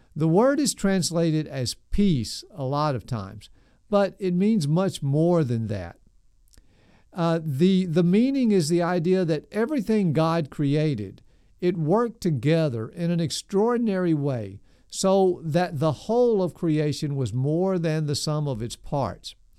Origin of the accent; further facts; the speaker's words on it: Nashville, Tennessee, United States; I grew up in South Nashville, right in the middle of the city